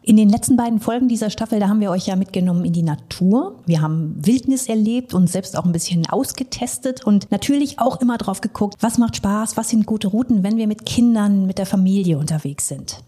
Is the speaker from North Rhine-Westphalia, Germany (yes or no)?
yes; North Rhine-Westphalia, Germany; Ich bin auch in NRW geboren und aufgewachsen, allerdings am ganz anderen Ende in Ostwestfalen.